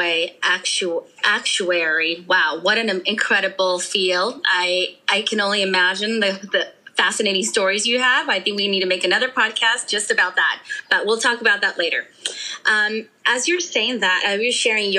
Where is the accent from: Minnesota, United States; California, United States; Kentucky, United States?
California, United States; also born or lived in Mexico; I was born in Mexico. I have no recollection of living there. I was only 2 years old. I had my second birthday here in California